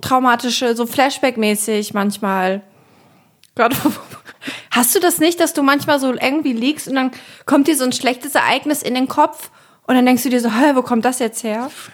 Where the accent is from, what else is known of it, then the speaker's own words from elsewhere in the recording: Germany; ich bin äh, in der Nähe von Bremen aufgewachsen, ehrlich gesagt auf dem Dorf mit 2000 Einwohnern